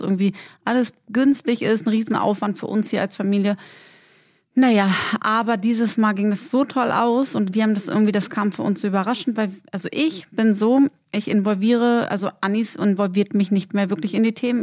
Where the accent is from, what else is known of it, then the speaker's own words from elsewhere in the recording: Berlin, Germany; moved away; Und dann sind wir natürlich in unserer Heimatstadt